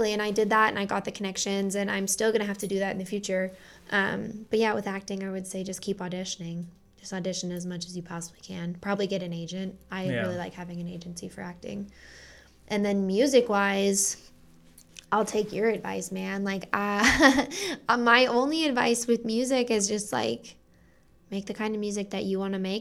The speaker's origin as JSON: {"language": "English", "town": "Denver", "region": "Colorado", "country": "United States", "tie": "born or raised there", "said": "growing up in Denver"}